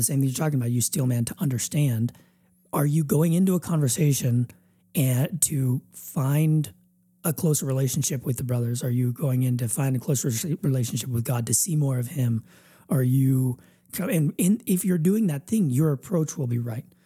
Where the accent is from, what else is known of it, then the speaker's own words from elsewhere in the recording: United States; we're all American